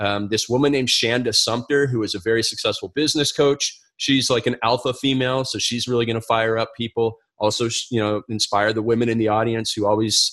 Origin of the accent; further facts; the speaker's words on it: Canada; moved away as an adult; also born or lived in because I'm Canadian; now in United States; I come from Canada and I have a visa to work in the United States